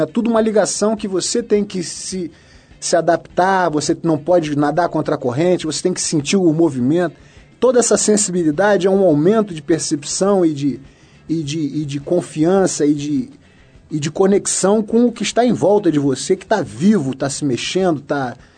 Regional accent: Rio de Janeiro, Brazil; Nascido e criado no Rio de Janeiro

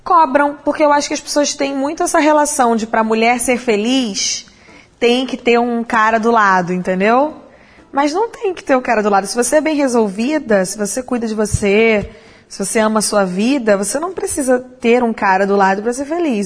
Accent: Brazil; a gente é brasileiro e eu tô aqui com pessoas do mundo inteiro

